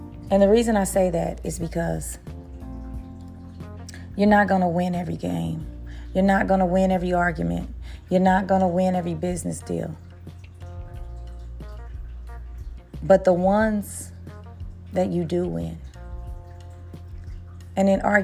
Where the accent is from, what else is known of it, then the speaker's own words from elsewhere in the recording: Kansas City, Missouri, United States; Kansas City Chiefs have won the Super Bowl again, and y'all know that's my hometown